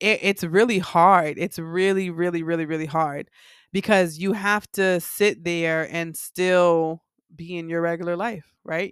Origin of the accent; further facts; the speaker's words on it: Miami, Florida, United States; I grew up in Miami